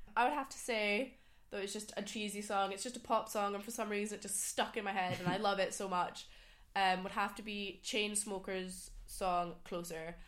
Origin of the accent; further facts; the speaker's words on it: a small town in the Highlands, Scotland, United Kingdom; moved away; also born or lived in Sydney; I'm from Scotland, a really small town in the Highlands.